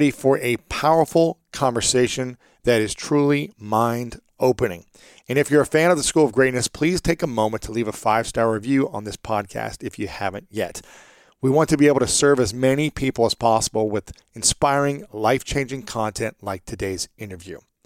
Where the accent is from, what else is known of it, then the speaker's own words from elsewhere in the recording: Ohio, United States; my home state many times in Ohio and Columbus.